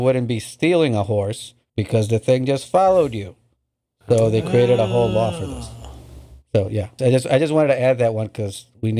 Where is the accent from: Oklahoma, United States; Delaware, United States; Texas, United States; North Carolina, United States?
North Carolina, United States; Charlotte; I'm from Charlotte, live in Charlotte